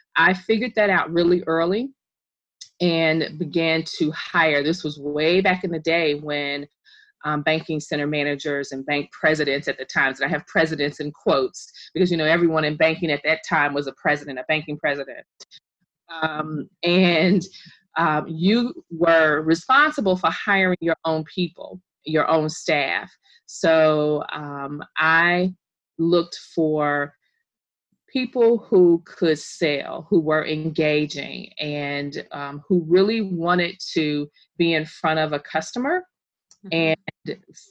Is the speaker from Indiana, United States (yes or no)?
yes; Indiana, United States; also born or lived in Bloomington, Indiana; I am from Indiana